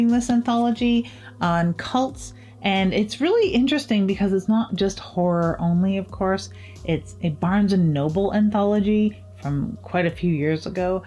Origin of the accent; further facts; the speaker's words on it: Canada; as a Canadian author